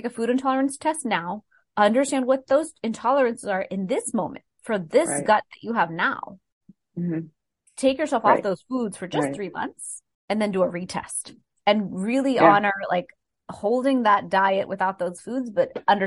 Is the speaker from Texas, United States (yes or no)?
yes; Texas, United States; I'm from Texas.